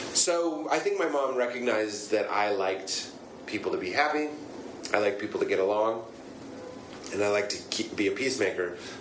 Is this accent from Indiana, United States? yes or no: no; Boston, Massachusetts, United States; I live in Boston